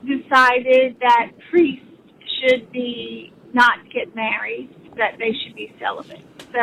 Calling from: Baton Rouge, Louisiana, United States; I am calling from Baton Rouge, Louisiana.

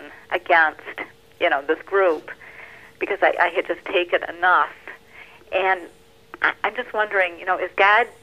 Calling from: Livonia, Michigan, United States; I'm calling from Livonia, Michigan

